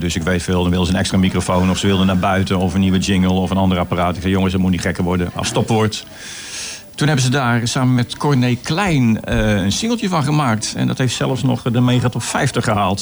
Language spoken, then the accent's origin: Dutch; Goes, Zeeland, Netherlands; in Goes, mijn geboorteplaats